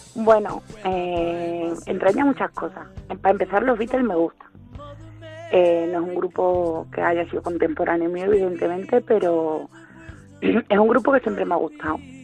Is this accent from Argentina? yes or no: no; Valverde de Llerena, Extremadura, Spain; un pueblecito al sur de, la provincia de Badajoz, que es donde yo resido y, de donde soy.